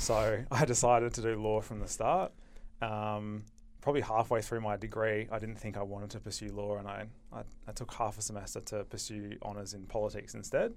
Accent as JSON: {"language": "English", "town": "Perth", "region": "Western Australia", "country": "Australia", "tie": "born or raised there", "said": "I grew up in Perth, finished school in two thousand nine, and came straight to U"}